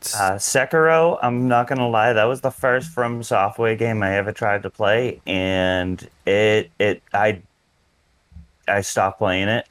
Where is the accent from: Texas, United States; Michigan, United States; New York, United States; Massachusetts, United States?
Massachusetts, United States; Boston; accent: Boston; my Boston accent